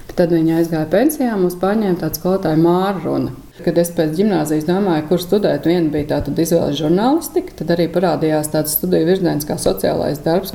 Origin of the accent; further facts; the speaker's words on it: Inčukalns, Vidzeme, Latvia; also born or lived in Sigulda / Jelgava; now in Murjāņi, Latvia; It kā es esmu no Incēm, bet arī tā identitāte man cieši saistīta ar Sigūdu. Gan tāpēc, ka es tur esmu slimnīcā dzimis